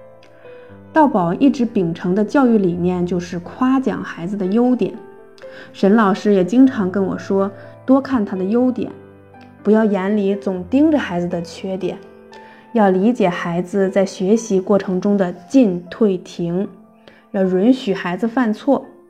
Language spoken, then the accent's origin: Chinese; Xiong'an, Hebei, China; 我来自河北雄安新区